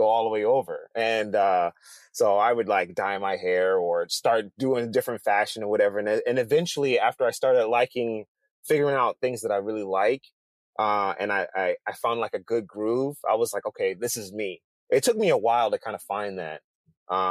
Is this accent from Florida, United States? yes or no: no; Detroit, Michigan, United States; also born or lived in Bothell, Washington; now in Seattle, United States; I lived in the inner cities of Detroit